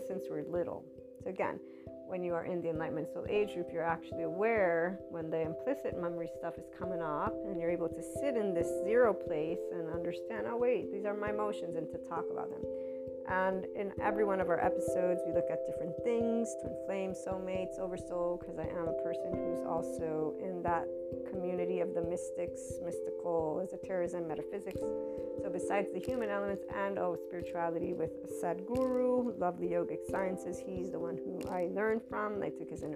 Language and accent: English; United States; as an American student